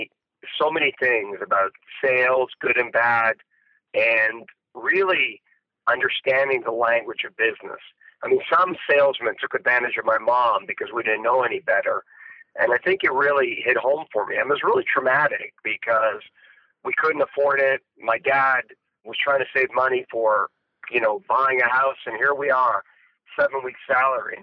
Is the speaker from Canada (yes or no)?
yes; Canada; I grew up in Canada